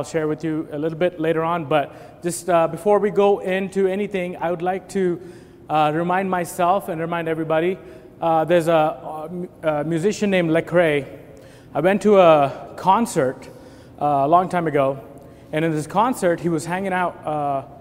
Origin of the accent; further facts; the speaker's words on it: India; moved away as an adult; I was born and raised in India. I'm an Indian national, and I, 20 years of my life, I lived in India before